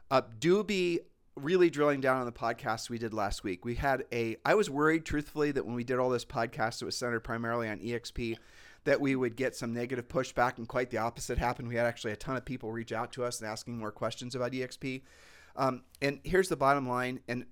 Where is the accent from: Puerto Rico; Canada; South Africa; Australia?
Puerto Rico; We're from Puerto Rico, people.